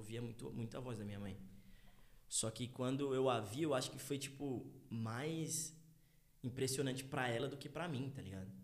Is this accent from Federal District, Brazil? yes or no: no; São Paulo area, Brazil; also born or lived in Tucuruvi, São Paulo / Jardim Thomas, São Paulo / Taboão da Serra / United States; eu nasci no Tucruvi. Tucuruvi, tá ligado? Muita é. gente não sabe, mas eu nasci no Tucuruvi. E aí, com, sei lá, um ano, dois anos mais ou menos, eu fui morar no Jardim Thomas